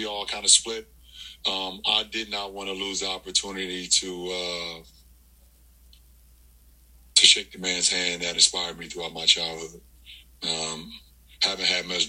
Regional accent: Akron, Ohio, United States; where I grew up here in Akron, Ohio

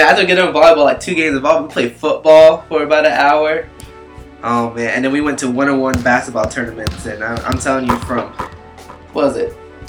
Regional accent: Tampa, Florida, United States; moved away as an adult; now in Orlando, United States; And I'm actually originally from the Tampa Bay area

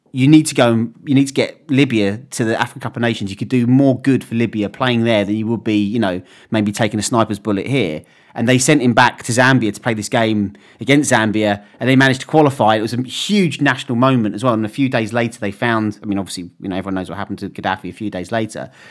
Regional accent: England, United Kingdom; I was from England and I was a West Ham fan

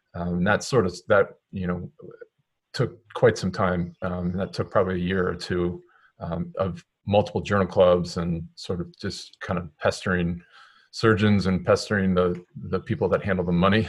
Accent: Maryland, United States; moved away as an adult; now in Connecticut, United States; I'm originally from Maryland, so um, that's where I grew up.

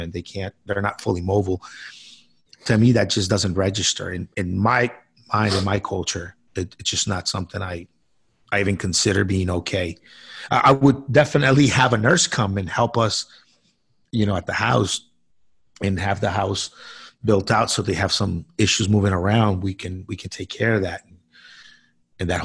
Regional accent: Colombia; now in United States; I was born in South America, in Colombia

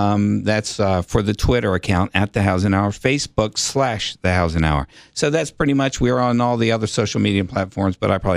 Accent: United States; I grew up in Sequoia Hills, went to Sequoia Hills Elementary School.

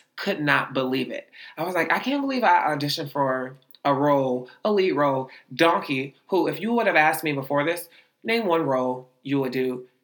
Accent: Youngstown, Ohio, United States; Youngstown, Ohio

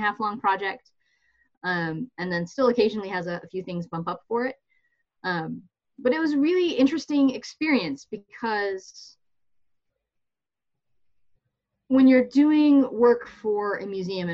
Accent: Michigan, United States; I grew up in Michigan with, at least for part of my life, a kind of evangelical upbringing

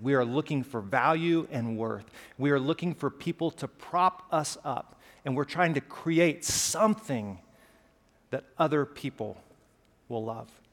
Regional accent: Pelham, Alabama, United States; accent: Southern; I grew up in Pelham, Alabama, just south of Birmingham, small town

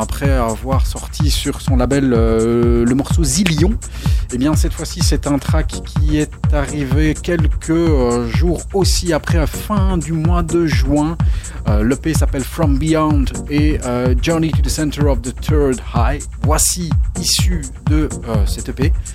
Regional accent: Belgium; On est belge

